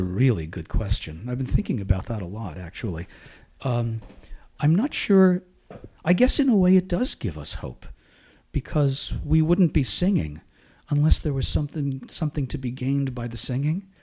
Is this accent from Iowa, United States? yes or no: no; Shenandoah, Pennsylvania, United States; I was born in Shenandoah, Pennsylvania, and raised there.